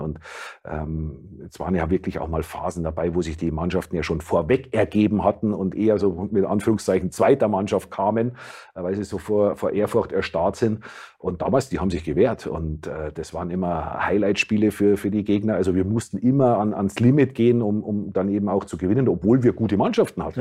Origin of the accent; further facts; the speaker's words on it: Gilching, Bavaria, Germany; moved away as an adult; also born or lived in Munich; now in Weinheim, Germany; Nein, das ist 25 Kilometer außerhalb von München. Dort bin ich aufgewachsen. Äh, ich bin zwar in München geboren